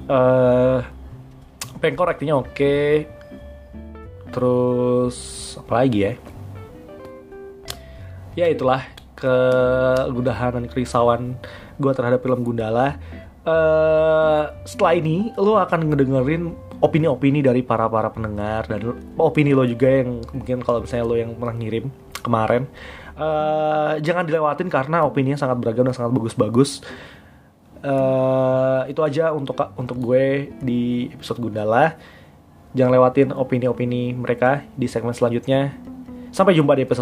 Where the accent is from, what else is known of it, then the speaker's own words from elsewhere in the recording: Kalimantan, Indonesia; Gua, gua kan gua, gua, gua adalah orang Kalimantan mungkin meskipun gua berdarah Jawa